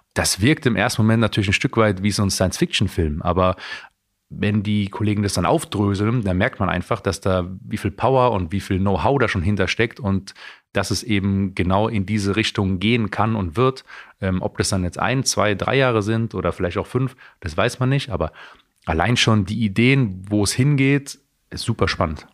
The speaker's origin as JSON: {"language": "German", "town": "Heidelberg", "region": "Baden-Württemberg", "country": "Germany", "tie": "born or raised there", "moved": "yes", "said": "wo ich aufgewachsen bin"}